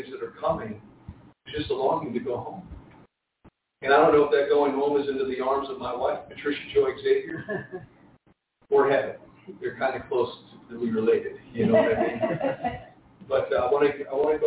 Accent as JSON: {"language": "English", "town": "Jersey City", "region": "New Jersey", "country": "United States", "tie": "born or raised there", "said": "I was born and raised Catholic in Jersey City, New Jersey, in an Italian family"}